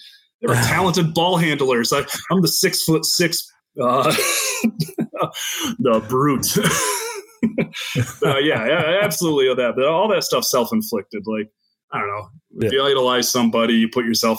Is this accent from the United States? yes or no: yes; Greenville, Michigan, United States; also born or lived in Grand Haven, Michigan; Grew up in Greenville, Michigan. I was born in Grand Haven, but grew up in Greenville just outside of Grand Rapids.